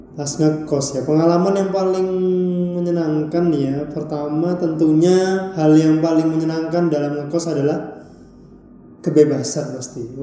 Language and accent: Indonesian; Balikpapan, East Kalimantan, Indonesia; moved away as an adult; now in Surabaya, Indonesia; aku asalnya dari kota Balikpapan, Kalimantan Timur